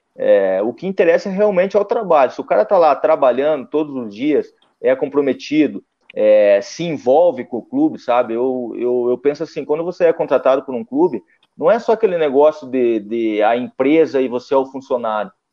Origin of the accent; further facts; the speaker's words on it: Curitiba, Paraná, Brazil; Eu sou de Curitiba, então temos três clubes lá na capital. É, eu nasci em 84